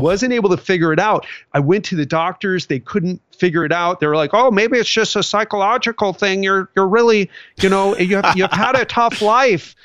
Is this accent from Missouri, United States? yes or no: no; Miami, Florida, United States; now I'm from Miami